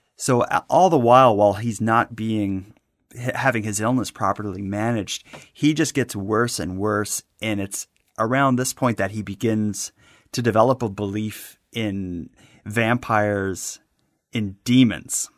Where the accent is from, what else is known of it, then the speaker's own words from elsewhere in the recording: Halifax, Nova Scotia, Canada; my hometown of Halifax